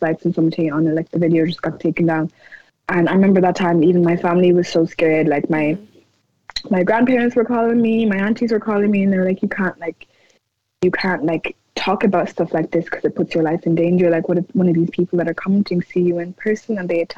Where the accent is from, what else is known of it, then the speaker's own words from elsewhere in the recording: Ireland; I'm born and raised here. I'm extremely pro-Irish. I love my country